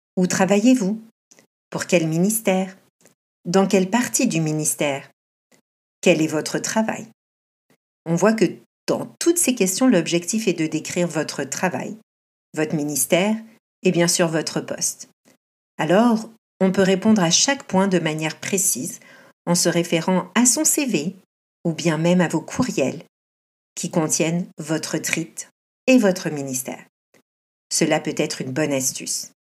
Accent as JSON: {"language": "French", "country": "France", "moved": "yes", "lives_now": "Canada", "said": "Je suis française et professeure de français au Canada."}